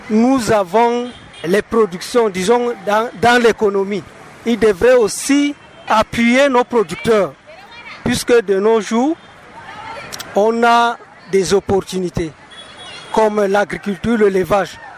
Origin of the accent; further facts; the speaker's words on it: Woundé, Far North, Cameroon; Surtout nous qui sommes du côté de Paos et surtout moi particulièrement, je suis de Woundé.